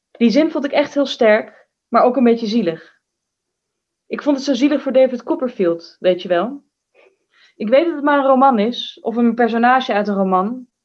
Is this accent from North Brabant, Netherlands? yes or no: no; Amsterdam, North Holland, Netherlands; born there; Nou, ik ben geboren in het Slotervaartziekenhuis in Amsterdam-West nadat de vroedvrouw zich tamelijk vreemd en weinig betrokken had opgesteld bij ons thuis.